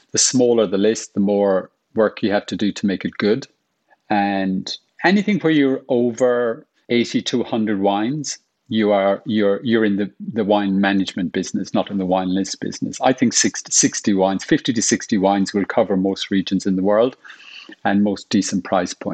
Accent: Ireland; now in London, United Kingdom; as an Irish person

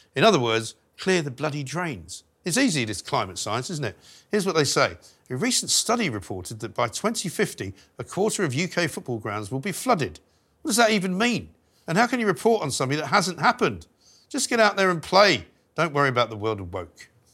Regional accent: London, United Kingdom; moved away as an adult; also born or lived in Bath / New York / Wiltshire; I grew up in London

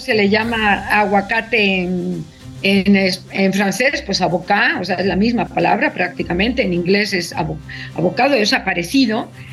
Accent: Mexico; los mexicanos

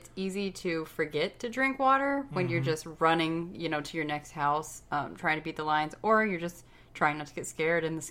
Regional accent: Florida, United States; I grew up in Florida

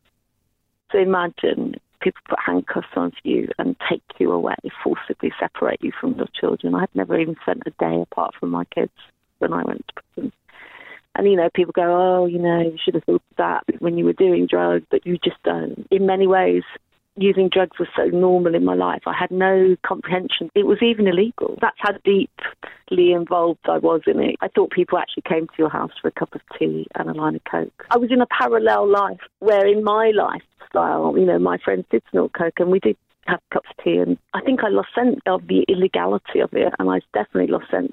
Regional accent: Ireland; I'm white Irish, 57 years old

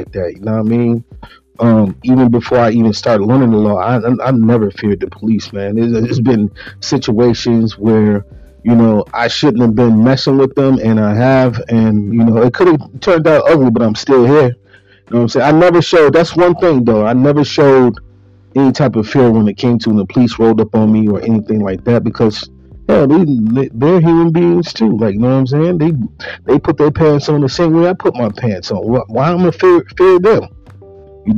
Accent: Buffalo, New York, United States; growing up in Buffalo, New York

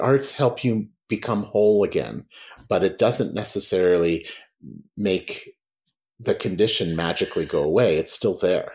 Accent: United States; when I was at Oxford, as an American

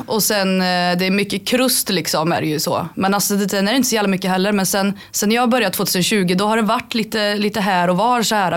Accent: Karlstad, Värmland, Sweden; Jag är 28, är från Karlstad

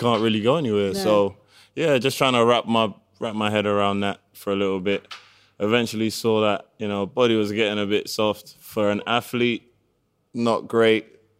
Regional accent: London, United Kingdom; So I was born in Tottenham.

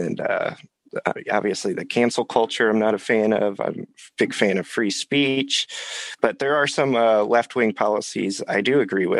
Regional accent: Illinois, United States; I grew up in Illinois.

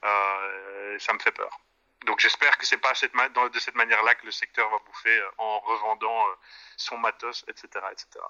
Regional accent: Brussels, Brussels-Capital Region, Belgium; en tant que bon bruxellois

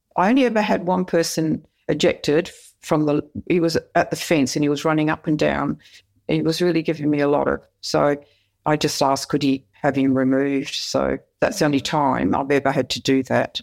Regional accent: Perth, Western Australia, Australia; I grew up in Perth

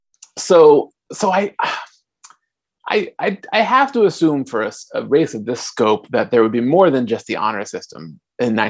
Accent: California, United States; moved away; I am from California originally

